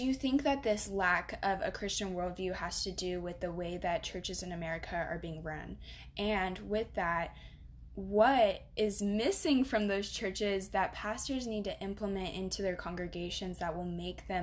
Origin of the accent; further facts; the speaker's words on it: the South, United States; accent: Southern; by my accent, y'all can tell I'm from the South